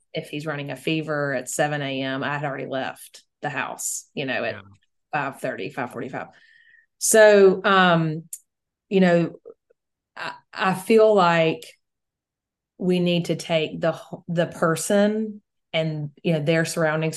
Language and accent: English; Mississippi, United States; we are also in a, a very small town in in Mississippi.